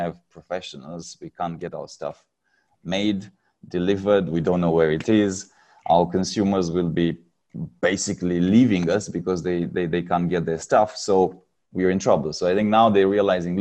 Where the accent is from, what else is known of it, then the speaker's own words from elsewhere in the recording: Romania; moved away as an adult; now in Singapore; I'm originally from Romania